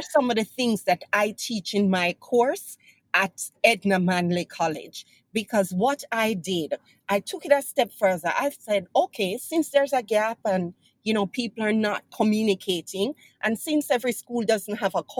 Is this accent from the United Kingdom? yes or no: no; Jamaica